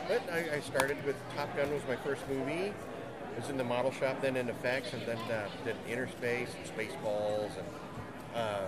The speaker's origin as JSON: {"language": "English", "town": "Phoenix", "region": "Arizona", "country": "United States", "tie": "born or raised there", "said": "I grew up here in Phoenix"}